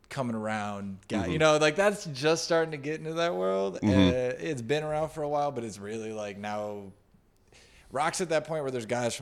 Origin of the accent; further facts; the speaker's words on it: Chicago, Illinois, United States; we're from Chicago